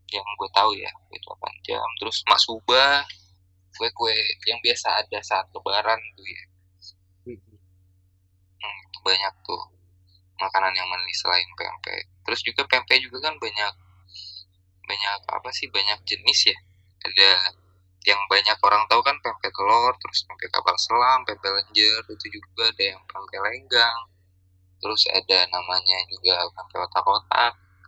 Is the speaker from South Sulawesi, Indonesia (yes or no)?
no; Palembang, South Sumatra, Indonesia; moved away; kita, orang Palembang